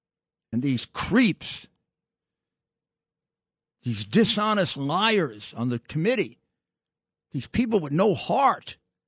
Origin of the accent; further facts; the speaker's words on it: Nassau County, New York, United States; I grew up in Nassau County, by the way, and I spent my summers in Suffolk County, and I played on the Garden City South Little League.